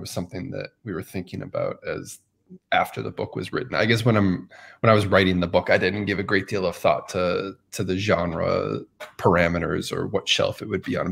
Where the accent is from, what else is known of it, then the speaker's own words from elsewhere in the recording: Massachusetts, United States; I remember being a kid growing up in Massachusetts